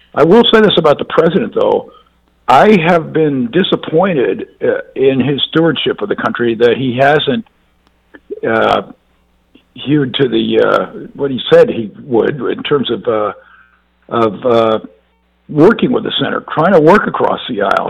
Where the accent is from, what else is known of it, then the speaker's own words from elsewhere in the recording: Mississippi, United States; I'm from Mississippi